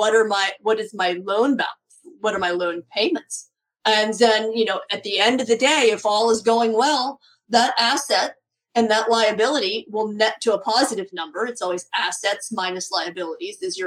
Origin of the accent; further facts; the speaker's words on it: Pittsburgh, Pennsylvania, United States; my hometown of Pittsburgh, Pennsylvania